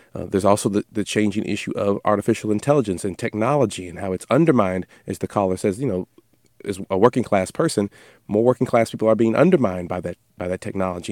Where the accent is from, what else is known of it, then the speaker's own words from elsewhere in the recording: Louisville, Kentucky, United States; my home state of Louisville, Kentucky